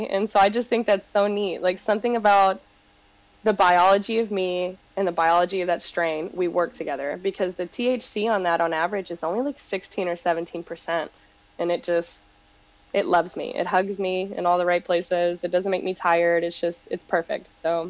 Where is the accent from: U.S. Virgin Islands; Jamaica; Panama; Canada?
Panama; now in United States; And we're Latino, we're from Panama, and we immigrated here together.